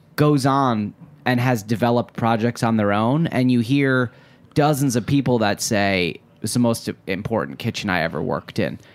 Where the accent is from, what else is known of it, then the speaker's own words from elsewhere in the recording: Detroit, Michigan, United States; I'm from Metro Detroit